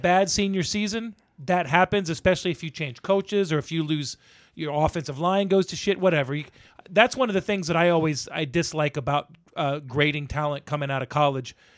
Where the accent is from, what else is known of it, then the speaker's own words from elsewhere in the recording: the South, United States; growing up in the South